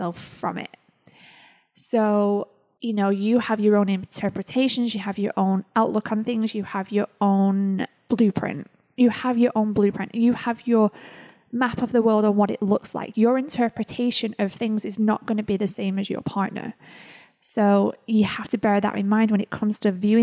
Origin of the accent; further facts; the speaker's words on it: United Kingdom; Being British